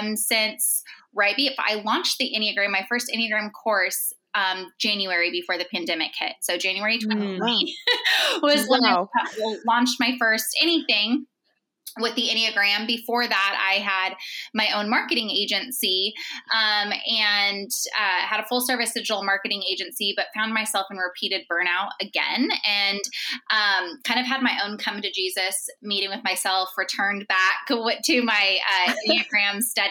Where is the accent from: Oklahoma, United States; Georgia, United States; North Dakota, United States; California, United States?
California, United States; Central; moved away as an adult; I grew up in Central California, and both sides of my family are from there.